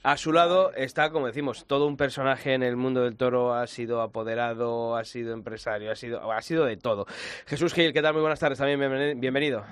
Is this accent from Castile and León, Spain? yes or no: yes; Ávila, Castile and León, Spain; dos paisanos míos de Ávila